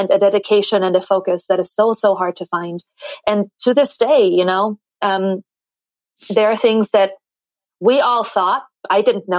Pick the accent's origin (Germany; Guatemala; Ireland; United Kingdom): Germany; East Germany; moved away; I'm from East Germany, so I was born still with the wall up.